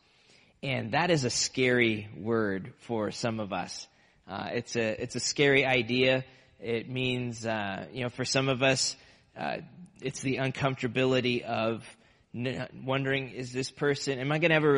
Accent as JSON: {"language": "English", "region": "Nebraska", "country": "United States", "tie": "born or raised there", "moved": "yes", "lives_now": "Massachusetts, United States", "said": "I grew up in Nebraska"}